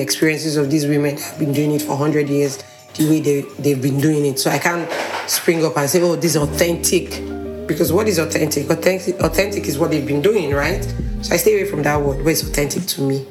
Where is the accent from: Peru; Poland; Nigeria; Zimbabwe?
Nigeria; Port Harcourt, Rivers State; now in Lagos, Nigeria; Obviously, I'm Nigerian. I grew up in Port Harcourt.